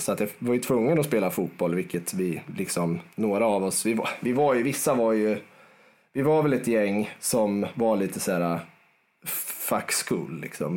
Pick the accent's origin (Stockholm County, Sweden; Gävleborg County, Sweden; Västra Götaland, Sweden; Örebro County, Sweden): Örebro County, Sweden; Garphyttan; är född och uppväxt, eh, två mil utanför Örebro, i en liten håla som heter Garphyttan